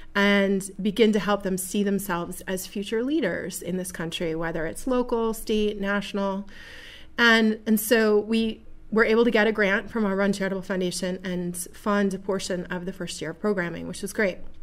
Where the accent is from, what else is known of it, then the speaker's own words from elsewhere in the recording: Buffalo, New York, United States; now in Seneca Falls, United States; this beautiful little community here of Seneca Falls, which is not my original home. I was born in Buffalo